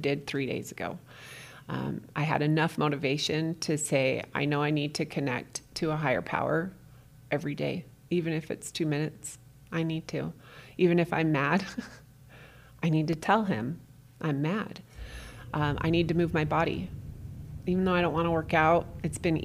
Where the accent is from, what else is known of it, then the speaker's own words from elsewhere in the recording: St. George, Utah, United States; now in Orem, United States; I went to my hometown of St. George, Utah